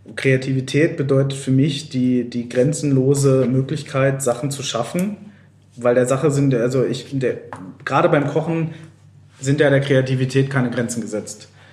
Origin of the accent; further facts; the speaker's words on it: Lower Saxony, Germany; moved away; ich komme ja aus Niedersachsen